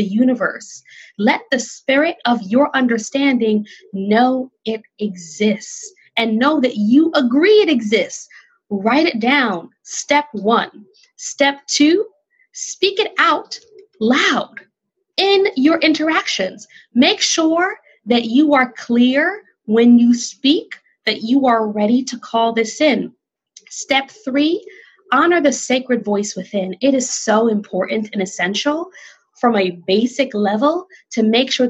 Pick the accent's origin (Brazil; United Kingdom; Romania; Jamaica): Jamaica; moved away; I, as a Jamaican immigrant